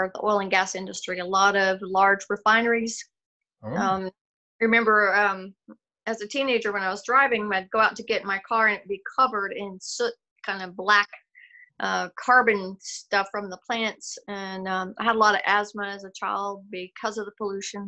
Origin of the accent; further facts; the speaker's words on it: Odessa, Texas, United States; moved away as an adult; also born or lived in Okinawa; now in Taylor, United States; grew up in West Texas, Odessa, Midland area